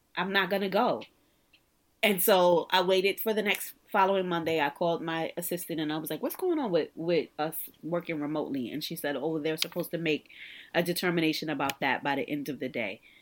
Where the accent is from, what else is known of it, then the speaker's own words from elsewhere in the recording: New York City, New York, United States; also born or lived in Virginia; I'm actually from the Stuy